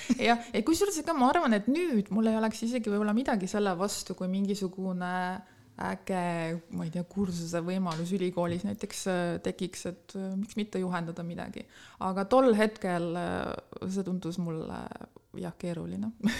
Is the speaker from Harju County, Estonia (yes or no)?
yes; Tallinn, Harju County, Estonia; moved away as an adult; now in Tartu, Estonia; ma olen tegelikult pärit Tallinnast, ma olen ah. sündinud Tallinnas, käinud koolis Tallinnas